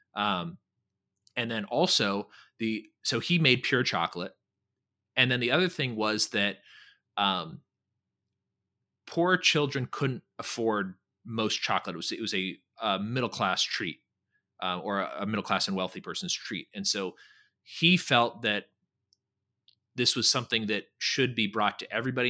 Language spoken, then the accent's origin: English; California, United States; now in Texas, United States; I live in Texas, but I'm a Californian